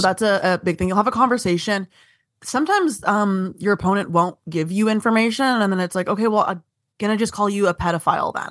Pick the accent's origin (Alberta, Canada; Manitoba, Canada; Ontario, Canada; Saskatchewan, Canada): Ontario, Canada; Vaughan; I'm from, uh, Vaughan.